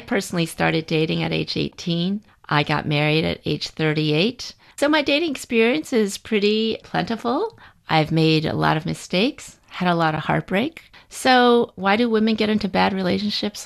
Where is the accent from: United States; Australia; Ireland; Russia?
United States; I'm a Chinese American. I'd lived in the United States my whole life